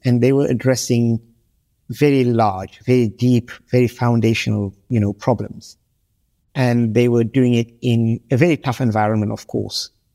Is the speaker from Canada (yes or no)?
no; Senegal; moved away as an adult; also born or lived in Europe / United States / United Kingdom; I grew up in Senegal, this small, francophone West African country